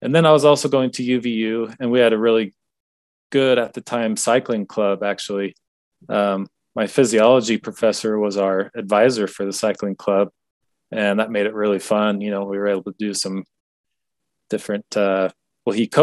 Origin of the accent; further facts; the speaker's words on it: Washington, United States; I grew up in Washington State, kind of out countryside.